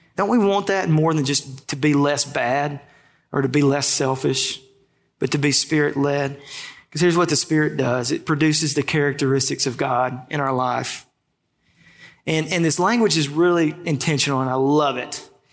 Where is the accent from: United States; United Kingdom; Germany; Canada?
United States; Ruston, Louisiana; I grew up in Ruston, first job in high school